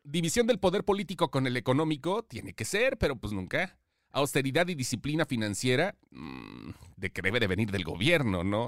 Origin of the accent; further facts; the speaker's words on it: Mexico; todos somos mexicanos